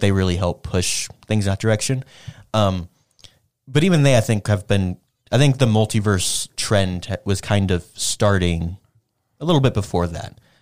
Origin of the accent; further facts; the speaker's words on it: United States; I'm, I'm an American